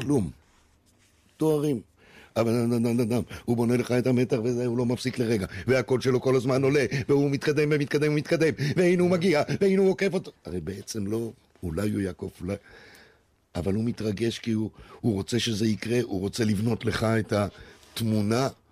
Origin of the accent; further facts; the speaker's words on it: Israel; also born or lived in Brazil; אני ישראלי, באמת, ואני מרגיש ישראלי, וזה הבית שלי